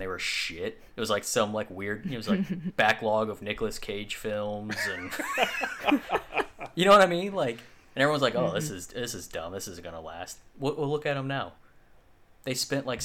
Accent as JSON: {"language": "English", "country": "United States"}